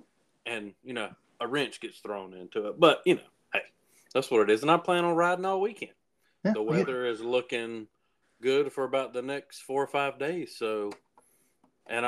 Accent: Cowpens, South Carolina, United States; here in my hometown, in Cowpen, South Carolina

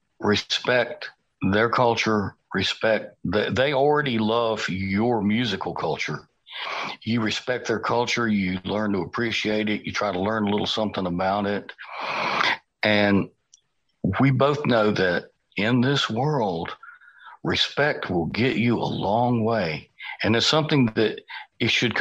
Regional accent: United States; I'm the only American on this show

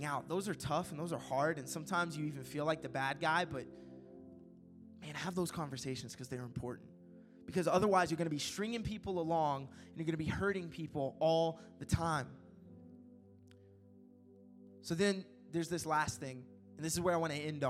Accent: Kentucky, United States; It's in Kentucky.

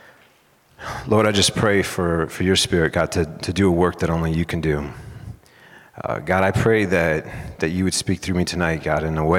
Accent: San Diego, California, United States; moved away as an adult; now in Mount Pleasant, United States; I'm originally from San Diego, California. I lived there most of my life up until 11 years ago

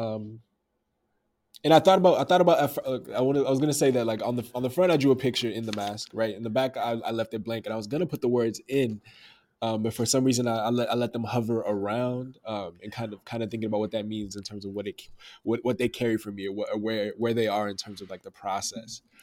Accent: Dallas, Texas, United States; I'm from Oak Cliff, Dallas, Texas

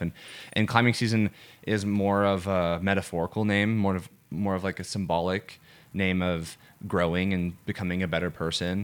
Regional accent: Atlanta, Georgia, United States; I'm from Atlanta, Georgia

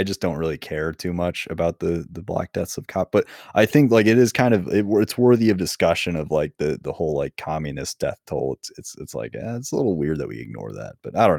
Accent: United States; as an American

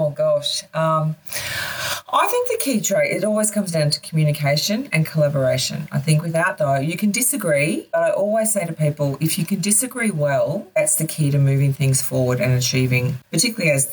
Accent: Queensland, Australia; moved away; being a Queenslander originally

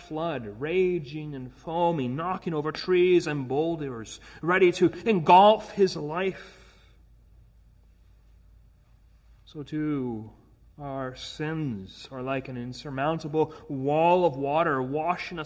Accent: Edmonton, Alberta, Canada; moved away; back in my hometown in Edmonton

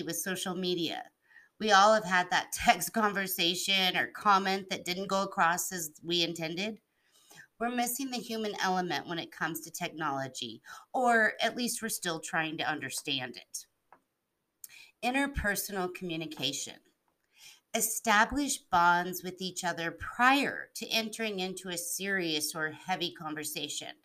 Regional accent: Albuquerque, New Mexico, United States; also born or lived in Hawaii / East Coast; I've grown up in Albuquerque, New Mexico, with some time on the East Coast.

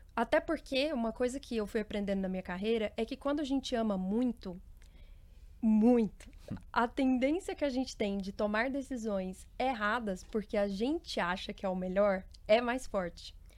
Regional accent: Uberlândia, Minas Gerais, Brazil; eu venho de Uberlândia, Minas Gerais

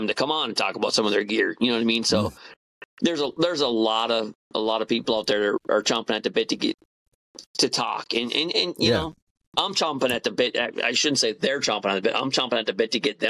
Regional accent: Upper Peninsula, Michigan, United States; accent: Yooper; moved away; my Uber accent gets stronger for a couple of weeks

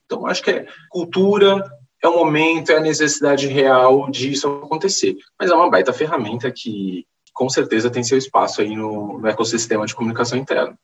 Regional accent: Santos, São Paulo, Brazil; eu sou de Santos

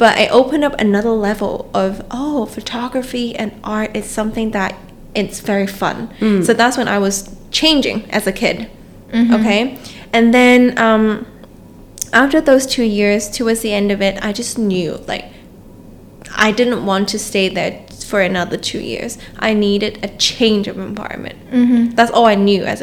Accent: Hong Kong; moved away; a kid growing up in Hong Kong

